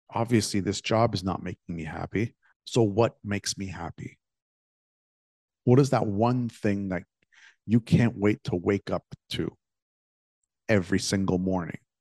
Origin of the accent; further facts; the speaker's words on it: Toronto, Ontario, Canada; also born or lived in Greece; when I was a kid growing up in Toronto